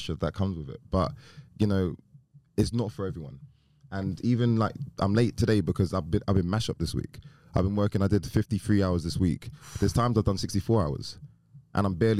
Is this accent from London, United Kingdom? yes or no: yes; London, United Kingdom; I grew up in Manor Park. So I grew up around these guys in Newham. Newham, East London, deprived area